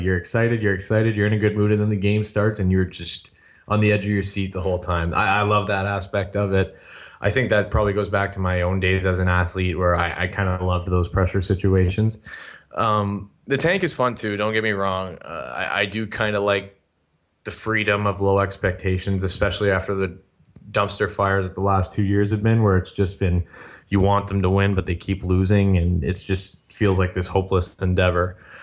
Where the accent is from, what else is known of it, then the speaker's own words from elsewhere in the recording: Sudbury, Ontario, Canada; moved away as an adult; now in Toronto, Canada; I was born and raised in Sudbury, Ontario